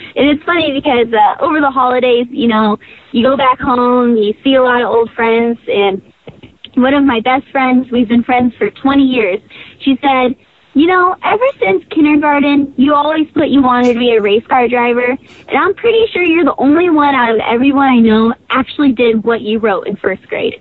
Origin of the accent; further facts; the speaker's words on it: California, United States; now in Indianapolis, United States; I'm from California, but I moved out here to Indy